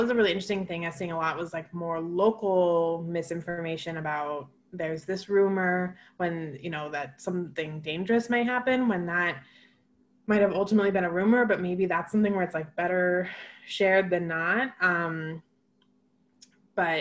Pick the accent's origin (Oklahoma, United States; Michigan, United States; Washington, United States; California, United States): Washington, United States; Seattle; I'm from Seattle and most people I know, my family lives in Capitol Hill.